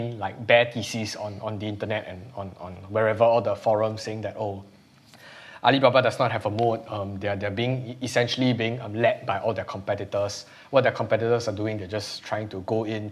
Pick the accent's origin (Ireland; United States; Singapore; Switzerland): Singapore; as a Singaporean